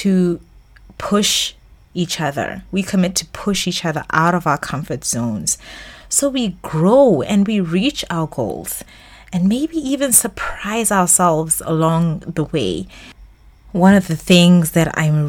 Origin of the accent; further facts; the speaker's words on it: Botswana; moved away as an adult; also born or lived in Middle East; my home country, Botswana